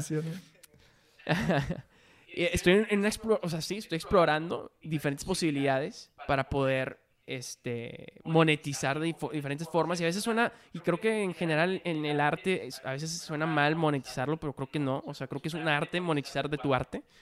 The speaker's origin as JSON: {"language": "Spanish", "town": "Monterrey", "region": "Nuevo León", "country": "Mexico", "also_born_or_lived": "Mexico City", "moved": "as an adult", "said": "yo soy de Monterrey, ¿no? Estaba viviendo en Monterrey"}